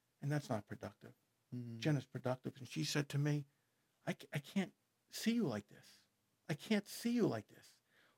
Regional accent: Merrick, New York, United States; Now, growing up in Merrick, I knew some of these guys. I mean, they don't make separate high schools for these guys.

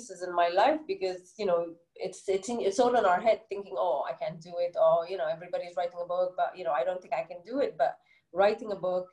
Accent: Egypt; accent: Egyptian English; first language Arabic; English is a second language; moved away as an adult; now in United Arab Emirates; I've been living in the UAE for 13 years now, born and bred in Egypt.

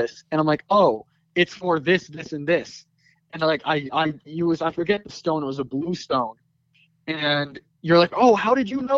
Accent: Sicklerville, New Jersey, United States; moved away as an adult; I was born in Sicklerville, New Jersey. I went to the same school from pre-K to eighth grade

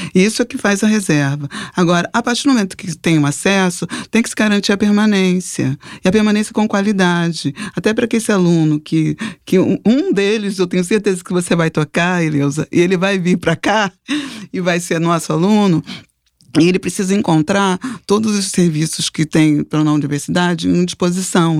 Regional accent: Rio de Janeiro, Brazil; eu nasci na Ilha do Governador, então é, minha família é da Ilha do Governador. Eu morava naquela época na casa dos meus pais

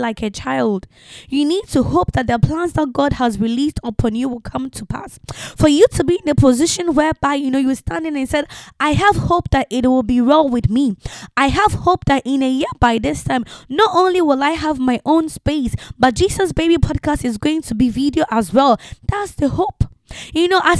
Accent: Ghana; also born or lived in France; now in England; Ghanaians tend not to publish their age

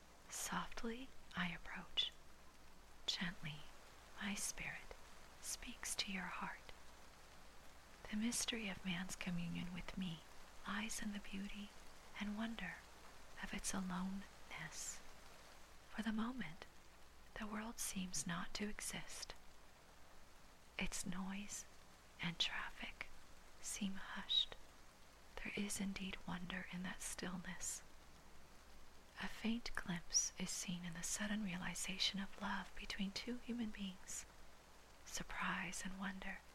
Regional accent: Hawaii, United States; I was born and raised in Hawaii, does not make me Hawaiian

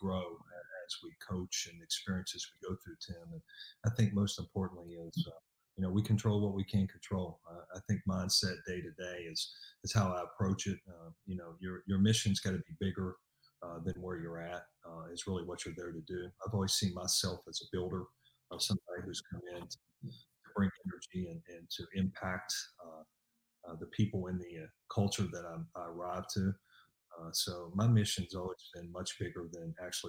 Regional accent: Point Pleasant, West Virginia, United States; moved away as an adult; also born or lived in Pikeville, Kentucky; I'm from West Virginia originally. I grew up in a small town called Point Pleasant

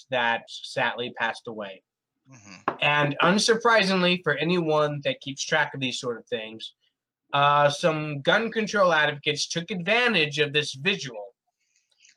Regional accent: United States; as an American

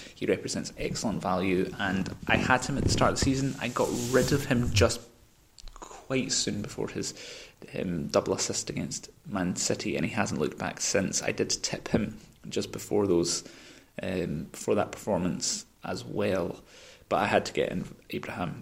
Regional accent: Scotland, United Kingdom; I say that as a Scotsman

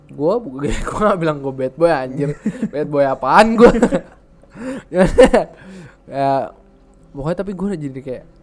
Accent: Indonesia; born there; also born or lived in United States; gue lahir di Indo nih cuman gue ngerasa besar di Amerika

